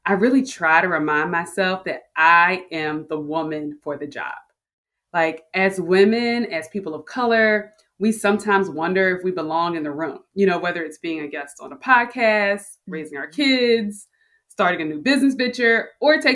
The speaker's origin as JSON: {"language": "English", "town": "Philadelphia", "region": "Pennsylvania", "country": "United States", "tie": "born or raised there", "said": "I grew up in Philly, a working class neighborhood in Philadelphia"}